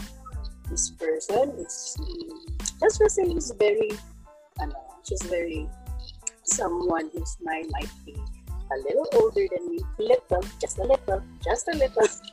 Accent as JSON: {"language": "English", "area": "Cebu", "region": "Central Visayas", "country": "Philippines", "said": "I'm from Cebu, so it's basically Bisaya and English"}